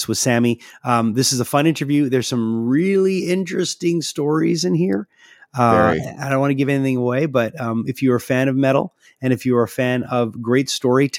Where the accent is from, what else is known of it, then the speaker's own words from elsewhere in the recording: Quebec, Canada; I'm from Quebec